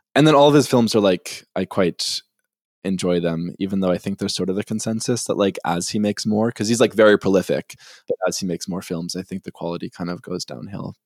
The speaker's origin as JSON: {"language": "English", "town": "Winnipeg", "region": "Manitoba", "country": "Canada", "said": "I'm from Winnipeg"}